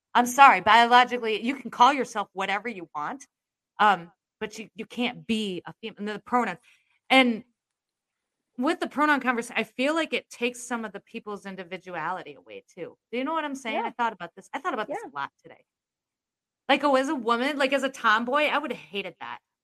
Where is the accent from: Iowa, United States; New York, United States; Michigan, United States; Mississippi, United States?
Iowa, United States; I'm from Iowa